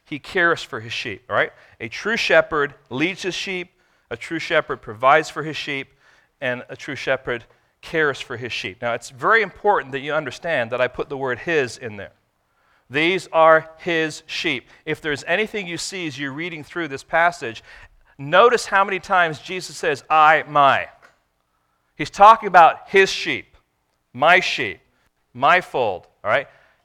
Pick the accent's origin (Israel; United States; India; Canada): Israel; born there; Now, I was born in Israel.